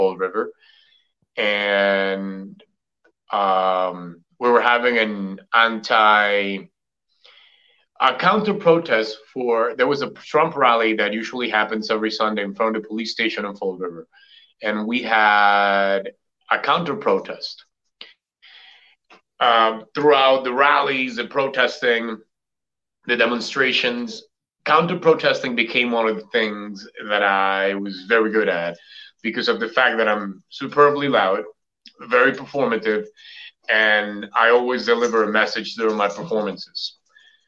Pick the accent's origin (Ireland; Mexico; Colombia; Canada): Colombia; now in Boston, United States; I am from Colombia, South America.